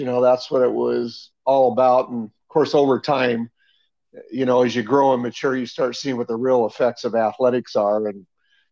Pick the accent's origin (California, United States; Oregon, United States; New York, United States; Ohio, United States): Oregon, United States; Hillsboro; I grew up in Hillsboro, Oregon, almost all my life